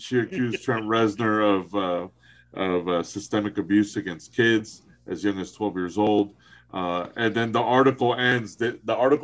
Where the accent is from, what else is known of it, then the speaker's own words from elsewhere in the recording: Miami, Florida, United States; most of my friends are Cuban. We grew up in Miami